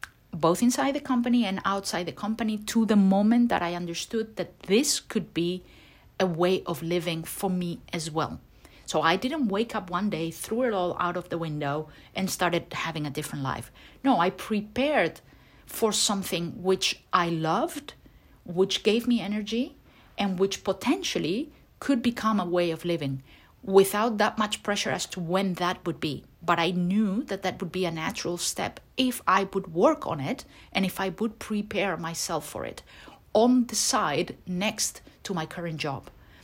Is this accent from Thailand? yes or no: no; Turkey; English is a second language; I have been doing this, but I come from Turkey and I feel tremendous pressure from my family, etc., etc.